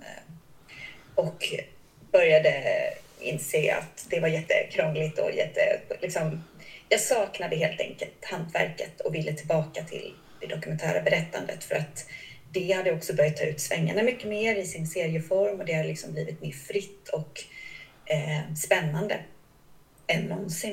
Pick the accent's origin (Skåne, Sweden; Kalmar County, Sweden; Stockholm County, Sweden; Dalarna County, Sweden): Kalmar County, Sweden; Kalmar; jag är ju uppväxt utanför Kalmar, en förort som heter Smeby